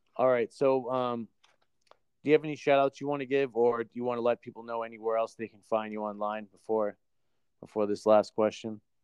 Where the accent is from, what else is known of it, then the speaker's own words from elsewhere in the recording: New Hampshire, United States; I'm I'm from New Hampshire